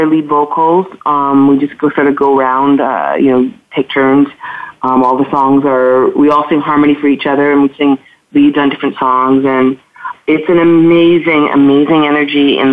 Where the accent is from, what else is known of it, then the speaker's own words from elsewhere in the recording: Toronto, Ontario, Canada; I'm from Toronto